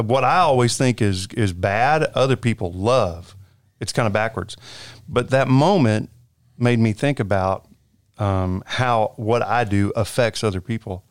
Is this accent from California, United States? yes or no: no; Conroe, Texas, United States; moved away as an adult; now in Alvin, United States; I went to school in Conroe, and then whenever I graduated high school, I think the day after graduation, I moved to Alvin